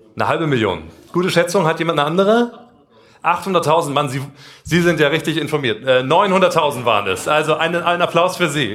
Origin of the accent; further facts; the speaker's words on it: Kassel, Hesse, Germany; moved away; Wir kommen beide aus Kassel, Abitur, Jakob Grimm-Schule